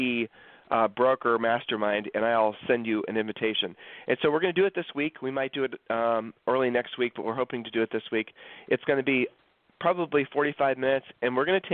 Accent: Columbus, Ohio, United States; now in Texas, United States; We grew up in Columbus, Ohio

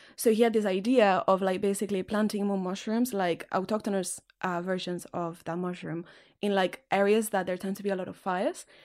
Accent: Catalonia, Spain; English is a second language; moved away; I also speak Catalan because I'm from Catalonia. So with my family, I speak Catalan

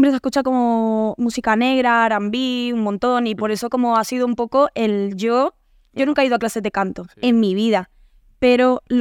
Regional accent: Andalusia, Spain; accent: Andalusian; eh, mi mejor amiga es, de, gallega, vengo de estar en Galicia esta semana, entonces tengo todo un mix. Pero mi madre es de Granada, entonces tengo más acento andaluz que mi hermana, por

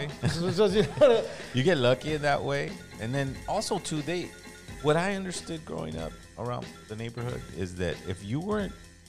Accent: Los Angeles, California, United States; growing up in East

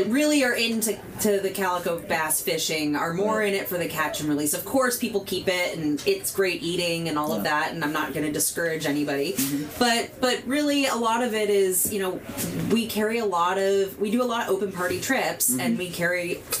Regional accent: San Francisco, California, United States; now in Santa Barbara, United States; I was born and raised in San Francisco

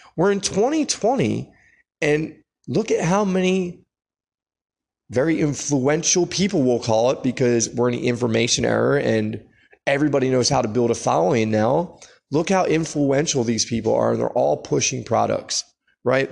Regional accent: United States; we're American

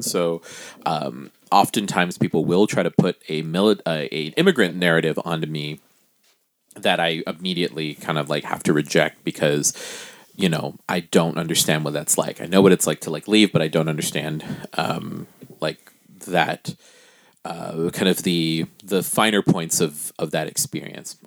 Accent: Guam; now in United States; I am a Pacific Islander person I am from Guam

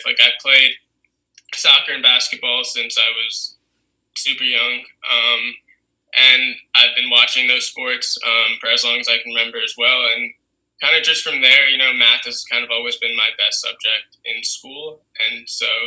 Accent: Princeton, New Jersey, United States; I grew up in Jersey

